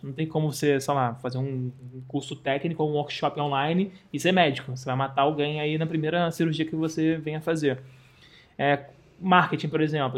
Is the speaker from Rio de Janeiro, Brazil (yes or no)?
yes; Rio de Janeiro, Brazil; sou do Rio de Janeiro, tenho 31 anos